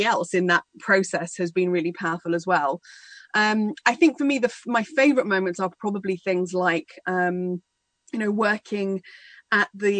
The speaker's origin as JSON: {"language": "English", "country": "United Kingdom", "tie": "born or raised there", "said": "I grew up just outside London in a small English village"}